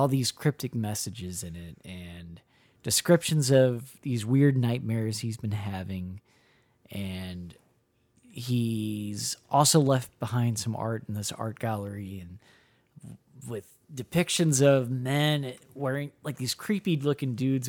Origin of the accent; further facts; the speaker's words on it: Midwest, United States; Listen, I'm from the Midwest.